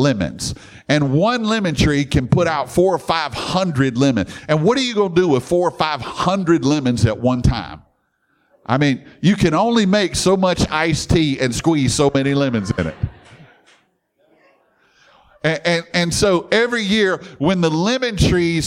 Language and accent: English; Baton Rouge, Louisiana, United States; I grew up in Baton Rouge with LSU